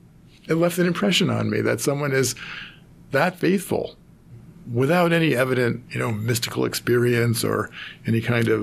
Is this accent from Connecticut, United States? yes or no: yes; North Haven, Connecticut, United States; moved away as an adult; I'm from North Haven, Connecticut, and I grew up in a family of Italian immigrants. Mm-hmm. Though it was sort of divided because my father's family came from northern Italy and my mother's family came from southern Italy.